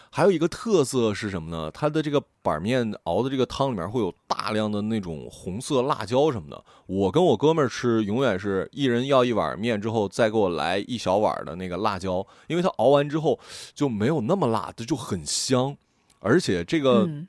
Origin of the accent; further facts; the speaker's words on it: Northeast China, China; 我是东北人